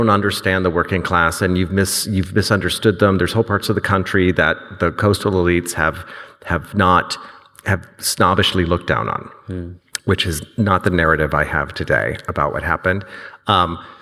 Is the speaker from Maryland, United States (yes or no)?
yes; Maryland, United States; now in San Francisco, United States; I'm from Maryland, which I am, which is technically the South